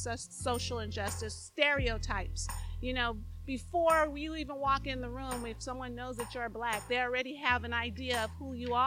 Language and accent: English; Los Angeles, California, United States; I was born and raised here in Los Angeles, and I grew up in West Los Angeles.